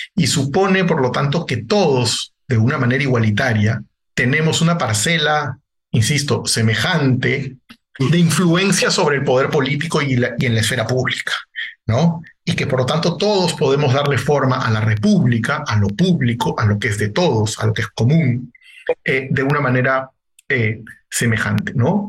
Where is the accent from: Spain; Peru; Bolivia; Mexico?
Peru; En mi país incluso, ¿no? En el Perú